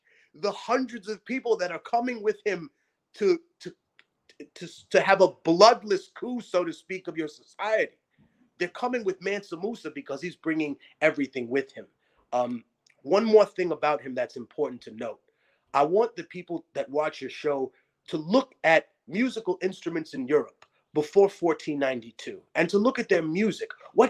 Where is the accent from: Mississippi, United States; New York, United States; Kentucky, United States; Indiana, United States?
New York, United States; New York City; also born or lived in Lima, Peru; growing up in Harlem, every month was Black History Month.